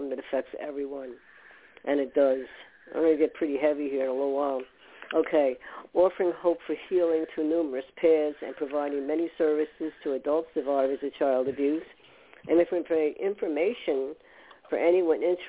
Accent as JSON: {"language": "English", "region": "New York", "country": "United States", "tie": "born or raised there", "also_born_or_lived": "Westwood, New Jersey", "said": "I was born in New York"}